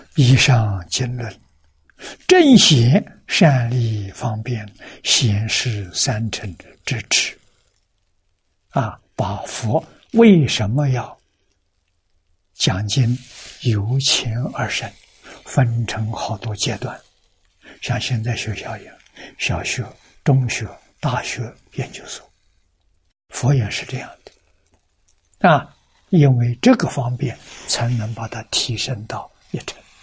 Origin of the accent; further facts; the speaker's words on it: China; 我们中国人 这么辛劳做什么